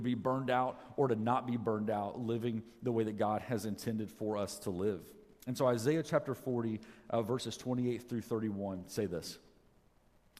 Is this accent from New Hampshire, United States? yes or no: no; Atlanta, Georgia, United States; moved away as an adult; now in Alaska, United States; I grew up in Atlanta, Georgia. That's where I've always lived before we moved up here